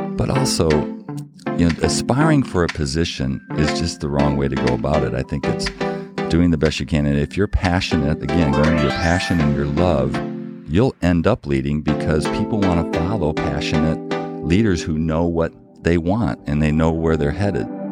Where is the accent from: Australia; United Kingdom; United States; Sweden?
United States; Battle Creek, Michigan; we grew up in Battle Creek, Michigan, very small town